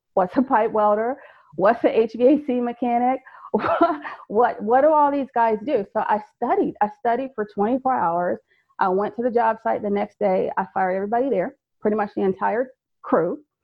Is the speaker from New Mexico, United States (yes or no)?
no; Fayetteville, North Carolina, United States; moved away as an adult; also born or lived in Maryland; I'm originally from Fayetteville, North Carolina.